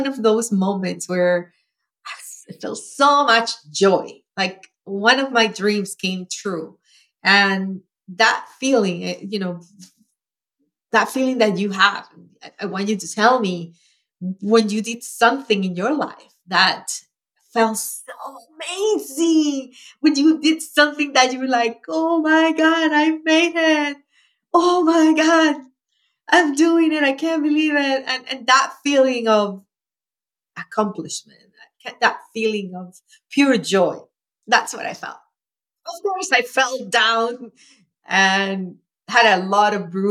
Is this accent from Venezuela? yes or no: yes; Venezuela; moved away as an adult; now in United States; I grew up in Venezuela, as you know, and when I was 11, my mom and I were evicted, and I grew up in a shack